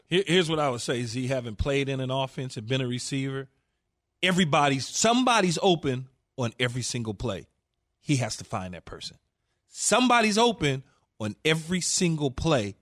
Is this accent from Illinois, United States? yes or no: no; Los Angeles, California, United States; I'm a homer from Los Angeles